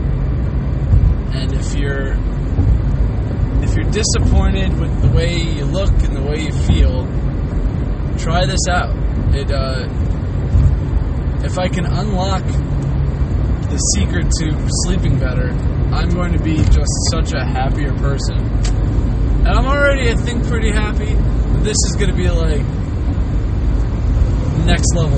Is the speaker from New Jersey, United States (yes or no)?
yes; Toms River, New Jersey, United States; moved away; also born or lived in Pennsylvania; the place of my birth, Tom's River.